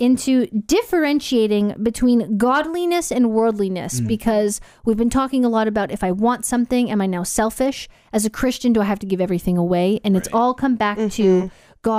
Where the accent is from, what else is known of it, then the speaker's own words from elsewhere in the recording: Canada; now in Gold Coast, Australia; I have a Canadian passport, so I am a Canadian citizen living in Australia